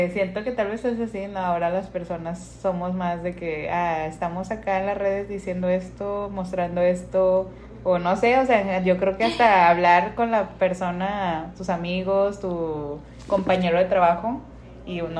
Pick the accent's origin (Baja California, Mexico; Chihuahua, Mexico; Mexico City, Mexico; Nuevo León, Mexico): Nuevo León, Mexico; Monterrey; Soy regia católica